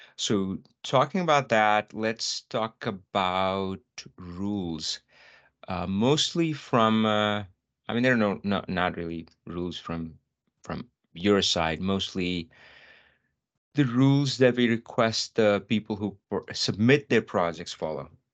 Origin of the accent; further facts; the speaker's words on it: North India, India; moved away; I'm from North India